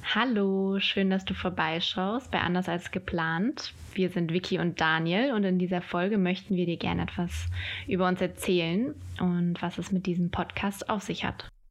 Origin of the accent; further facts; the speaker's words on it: Hesse, Germany; now in Düsseldorf, Germany; lebe in Düsseldorf. Und ursprünglich bin ich aus Hessen.